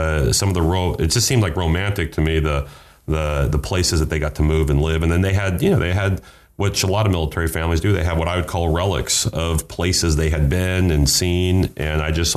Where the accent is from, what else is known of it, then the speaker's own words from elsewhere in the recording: Rock Springs, Wyoming, United States; also born or lived in McLean, Virginia; when I was two, my family moved to Rock Springs, Wyoming